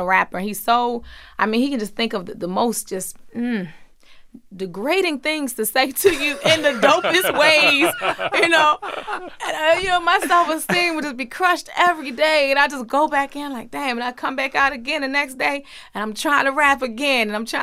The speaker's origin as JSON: {"language": "English", "town": "Baltimore", "region": "Maryland", "country": "United States", "tie": "born or raised there", "said": "I grew up in Baltimore"}